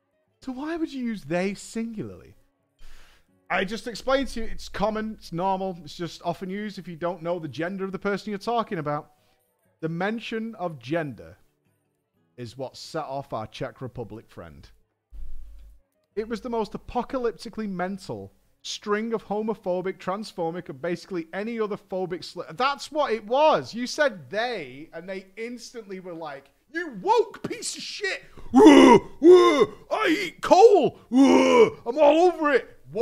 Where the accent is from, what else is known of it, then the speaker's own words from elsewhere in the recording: England, United Kingdom; I explained that I'm from England.